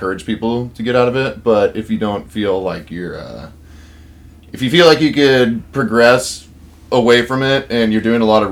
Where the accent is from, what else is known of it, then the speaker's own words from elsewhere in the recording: Vancouver, Washington, United States; I'm from Vancouver, Washington. Always have been. Haven't really left this town much at all